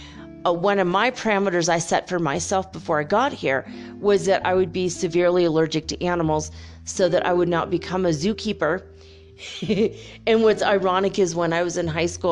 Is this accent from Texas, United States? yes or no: no; Minnesota, United States; I grew up in Minnesota, you know, not too far from Canada